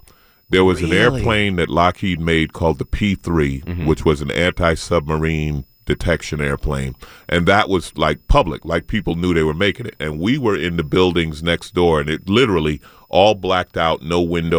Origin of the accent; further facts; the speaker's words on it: St. Albans, New York, United States; In Queens. I grew up in St. Albans. I didn't know I grew up in the hood until 50 Cent mentioned it in a song.